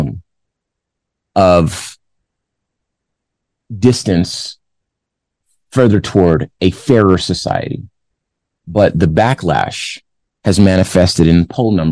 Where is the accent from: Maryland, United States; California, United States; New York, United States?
California, United States; Compton; now in Phoenix, United States; I'm from Compton, California